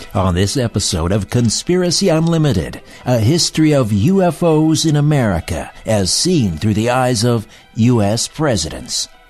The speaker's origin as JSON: {"language": "English", "town": "Brantford", "region": "Ontario", "country": "Canada", "tie": "born or raised there", "moved": "yes", "said": "I was back in my hometown, Brantford, Ontario"}